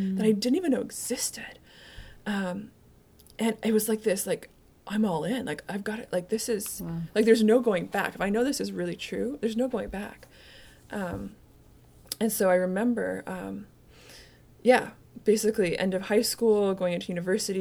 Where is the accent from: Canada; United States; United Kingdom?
Canada; I grew up in Canada